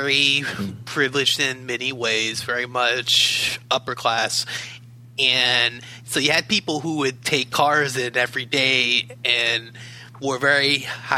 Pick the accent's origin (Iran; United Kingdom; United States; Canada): United States; Baltimore, Maryland; moved away as an adult; I'm originally from Baltimore City on the East Coast, was there for the majority of my life, moved out here back in 2015